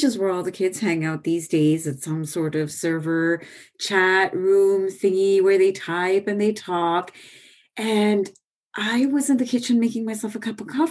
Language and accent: English; India; now in United States; I'm Indian